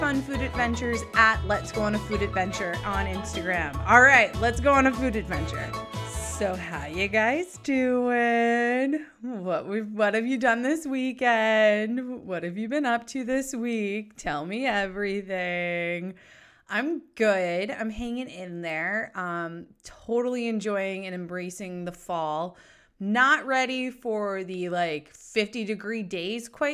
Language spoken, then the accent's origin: English; New Hampshire, United States; I am from New Hampshire. So being a fellow gal, a New England gal who is from New Hampshire